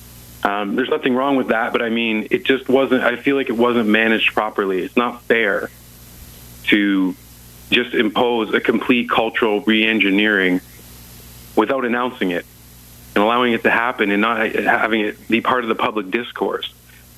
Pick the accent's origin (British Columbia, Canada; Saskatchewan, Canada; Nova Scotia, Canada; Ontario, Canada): Ontario, Canada; Windsor; moved away as an adult; also born or lived in Alberta; now in Calgary, Canada; I was born and raised near Windsor, Ontario.